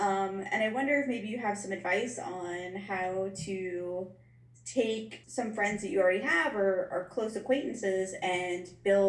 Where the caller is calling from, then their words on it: Newport, Kentucky, United States; I am coming in from Newport, Kentucky, which is basically like Cincinnati, Ohio, so you've learned something today.